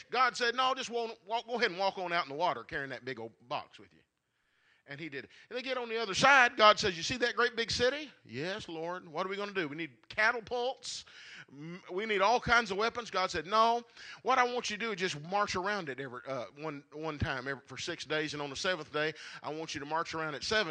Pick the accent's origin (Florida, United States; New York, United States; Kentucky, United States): Kentucky, United States; Marshall County; I grew up here in Marshall County from the time I was in the third grade. We moved here when I was in the third grade.